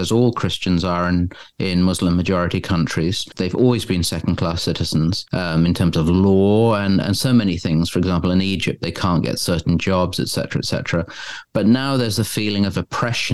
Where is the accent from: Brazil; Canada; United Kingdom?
United Kingdom; England; I'm English